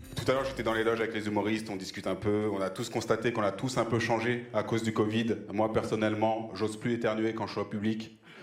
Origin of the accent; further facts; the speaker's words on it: France; si je parle bien français, c'est peut-être parce que je suis né en France